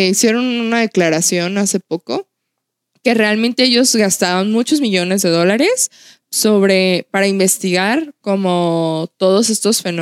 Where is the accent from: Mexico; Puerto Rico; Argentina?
Mexico; el lugar donde yo somos, de, de Outland, es un lugar que se caracteriza porque ha habido muchos avistamientos.